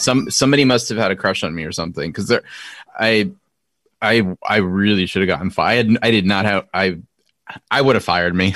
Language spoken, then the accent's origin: English; Norwalk, Connecticut, United States; also born or lived in Stamford, Connecticut; I was born in Stamford, but quickly, uh, moved to Norwalk